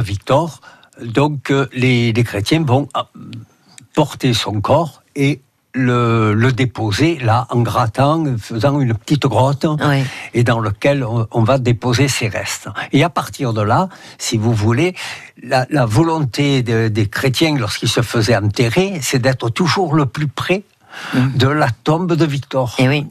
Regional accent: Marseille, Provence-Alpes-Côte d'Azur, France; un lieu que je connais depuis mon enfance

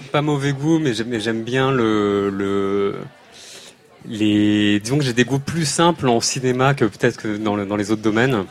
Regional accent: Paris, Île-de-France, France; on vient de Paris

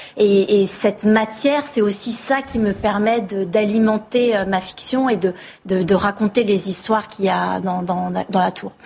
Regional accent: France; first language French; je suis née en France et, que ma langue maternelle est le français

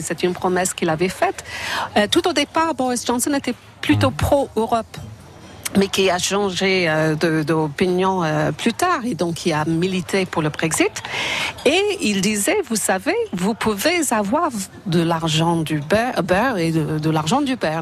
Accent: Ireland; French is a second language; moved away as an adult; also born or lived in Madrid, Spain; now in France; je suis européenne euh, irlandaise vivre en France

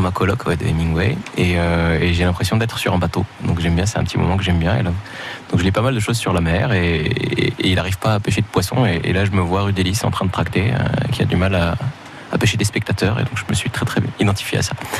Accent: Morocco; moved away; j'ai grandi au Maroc

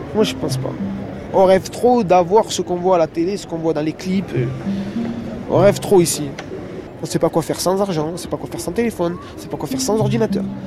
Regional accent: France; Je suis français

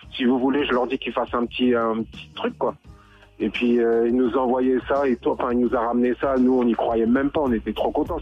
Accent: Rosny-sous-Bois, Île-de-France, France; C'est les grands du quartier où j'ai grandi donc à Rony-sous-Bois, près de Montreuil.

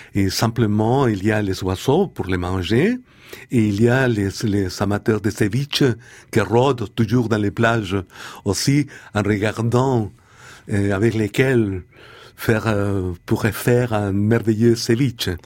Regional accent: Chile; French is a second language; moved away; nous, les jeunes poètes, quand on était jeunes poètes au Chili

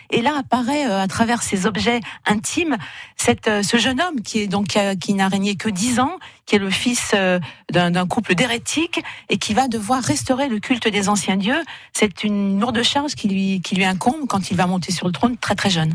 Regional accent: Saint-Étienne, Auvergne-Rhône-Alpes, France; moved away as an adult; now in Montpellier, France; je suis stéphanoise

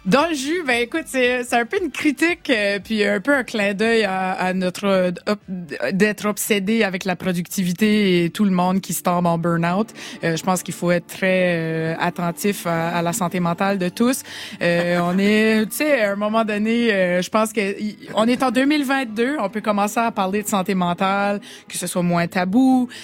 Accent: southeastern New Brunswick, Canada; accent: Chiac; je suis acadienne, donc je suis pas québécoise. Je viens d'une région qui est à côté du Québec, euh, l'est du Québec, une province qui s'appelle le Nouveau-Brunswick, c'est au Canada. les Acadiens du sud-est du Nouveau-Brunswick, on a cet accent ici.

